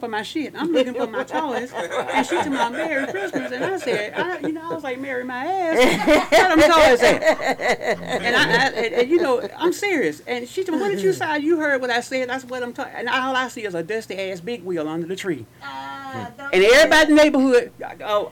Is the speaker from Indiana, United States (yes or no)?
yes; Gary, Indiana, United States; born or raised there; moved away